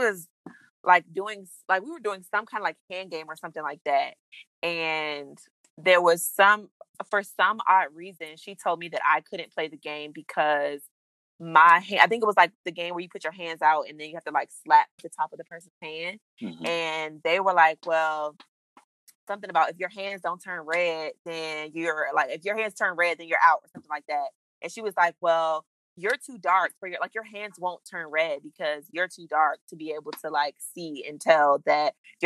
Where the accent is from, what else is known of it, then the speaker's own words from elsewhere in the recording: Prince George's County, Maryland, United States; I grew up in Prince George's County